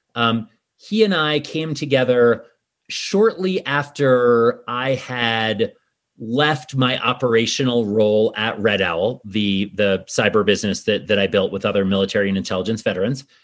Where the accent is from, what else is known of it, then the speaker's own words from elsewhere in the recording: New York City, New York, United States; moved away as an adult; also born or lived in Washington, D.C. area; now in Snowmass, United States; I grew up in New York City originally